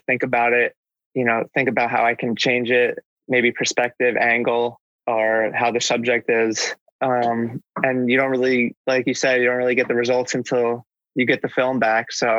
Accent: New Jersey, United States; I live basically right outside of New York for my whole life

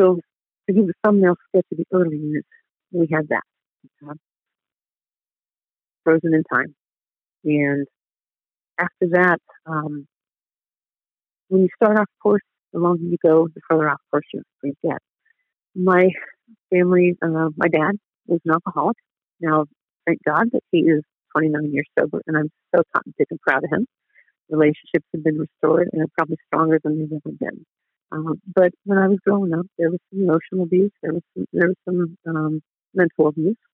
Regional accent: Dayton, Ohio, United States; I grew up in Dayton, Ohio, and I am the middle of five kids

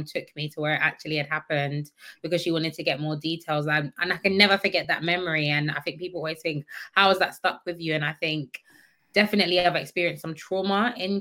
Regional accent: Croydon, London, United Kingdom; also born or lived in Thornton Heath; I'm born and raised in Croydon

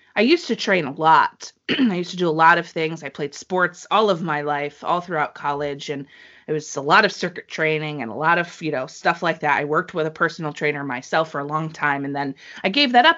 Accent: New England, United States; I'm from New England

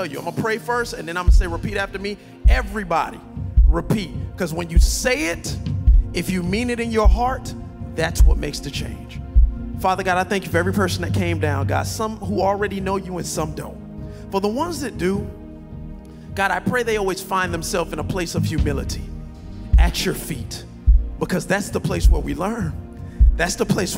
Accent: Miami Gardens, Florida, United States; I'm from Carroll City

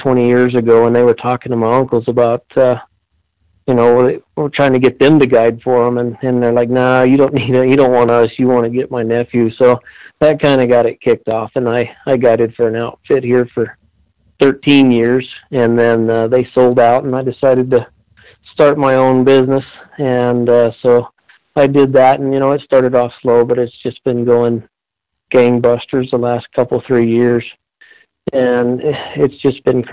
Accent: Red Oso, New Mexico, United States; I was born and raised right here in Red Oso. Grew up right here, graduated here

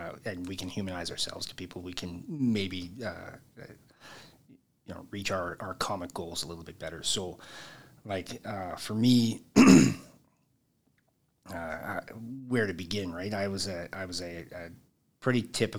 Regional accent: Edmonton, Alberta, Canada; also born or lived in Devon, Alberta; I was born and raised originally in Edmonton

